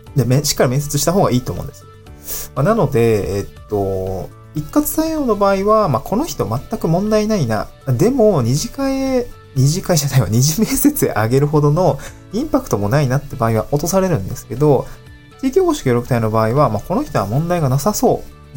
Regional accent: Niigata, Japan; also born or lived in Aomori / Tokyo; now in Awaji Island, Japan; 私、新潟の生まれ

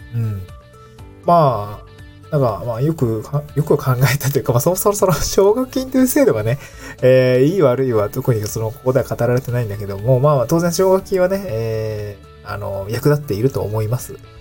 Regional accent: Niigata, Japan; also born or lived in Tokyo; now in Awaji Island, Japan; 僕の実家がある新潟県

